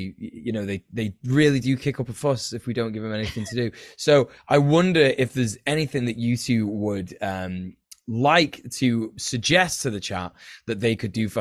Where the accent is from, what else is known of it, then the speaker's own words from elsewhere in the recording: England, United Kingdom; I'm basically English, but, you know, I've got Irish heritage